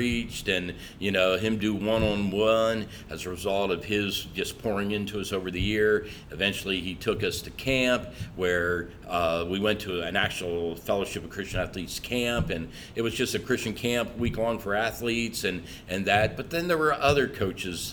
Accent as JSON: {"language": "English", "town": "Naples", "region": "Florida", "country": "United States", "tie": "born or raised there", "also_born_or_lived": "Cecilton, Maryland", "said": "I grew up in Naples. I was a blonde hair, blue eye, jock down in Naples"}